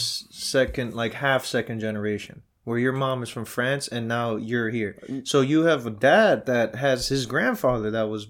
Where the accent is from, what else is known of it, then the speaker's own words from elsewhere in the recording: New York City, New York, United States; if somebody asks me, where you from? I'd be like, Queens first, and then I'm Dominican, you know? But they're both mad strong in my blood. And I'm also first generation. Like, both my parents are there. So I'm close to DR.